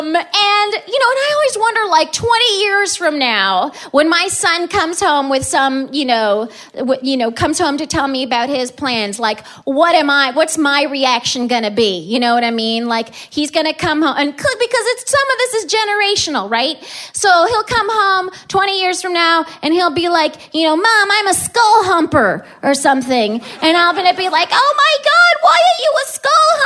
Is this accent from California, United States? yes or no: yes; Southern California, United States; moved away; I'm from Southern California, and I had to go back home